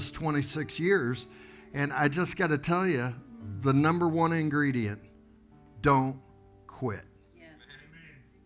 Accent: Tulsa, Oklahoma, United States; accent: Okie; moved away as an adult; we're here from Tulsa, Oklahoma, and we're pastoring a church

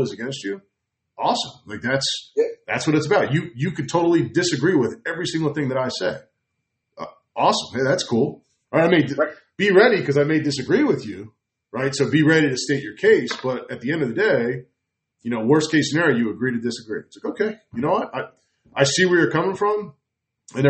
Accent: New Jersey, United States; I grew up in New Jersey

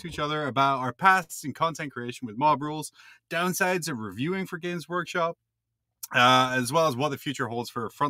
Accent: Scotland, United Kingdom; as a fellow Scot

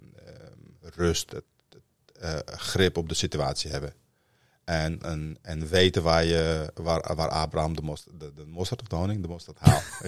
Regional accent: Amsterdam, North Holland, Netherlands; also born or lived in Northern Morocco; Ik ben in de Vogelbuurt opgegroeid in Amsterdam-Noord, voormalig Volkswijk

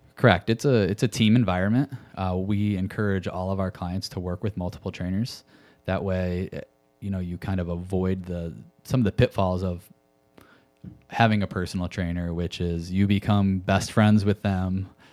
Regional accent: Connecticut, United States; moved away as an adult; also born or lived in Chicago; I grew up in Connecticut

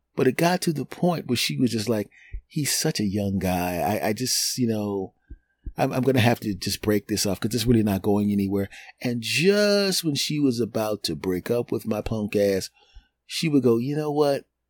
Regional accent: Philadelphia, Pennsylvania, United States; my hometown team

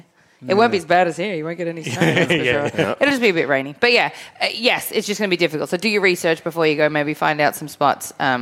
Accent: Melbourne, Victoria, Australia; born or raised there

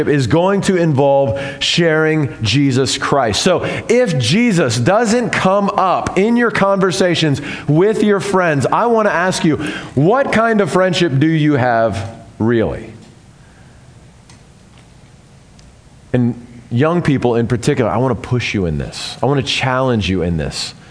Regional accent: the South, United States; I'm from the South

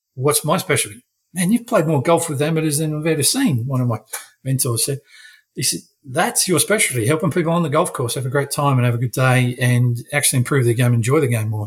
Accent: South Australia, Australia; now in Queensland, Australia; I am still South Australian.

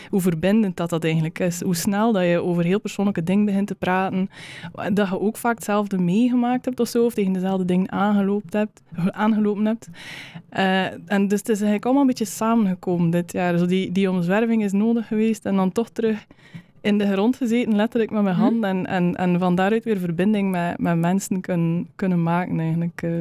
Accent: West Flanders, Belgium; Ehm, de West-Vlaamse opvoeding dat ik meegekregen heb, dat zit er allemaal, allemaal een beetje in.

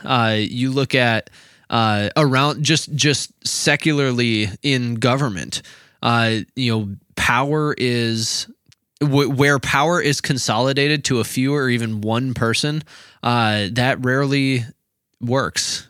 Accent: Minnesota, United States; we're from Minnesota

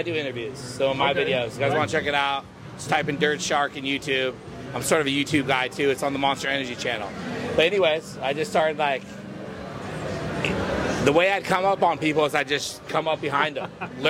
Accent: Encinitas, California, United States; also born or lived in Detroit, Michigan; I grew up in Encinitas, California.

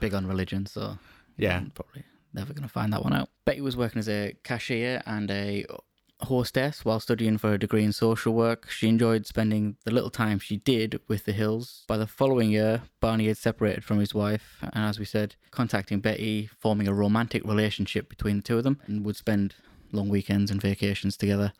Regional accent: United Kingdom; we're British

